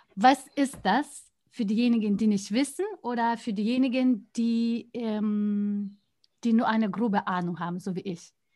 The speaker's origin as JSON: {"language": "German", "country": "Lithuania", "said": "mein Heimatland"}